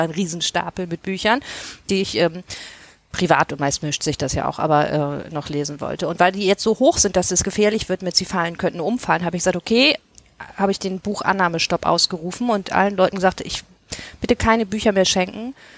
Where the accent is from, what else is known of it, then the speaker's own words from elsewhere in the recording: Hamburg, Germany; also ich bin ja aus Hamburg